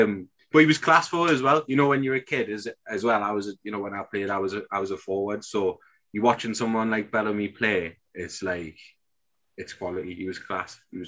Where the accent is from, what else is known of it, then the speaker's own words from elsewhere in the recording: Newcastle upon Tyne, North East England, United Kingdom; as a Geordie, obviously growing up